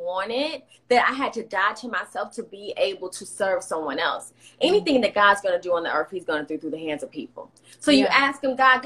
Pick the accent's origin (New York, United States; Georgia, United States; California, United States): Georgia, United States; Atlanta; I'm from the South, from Atlanta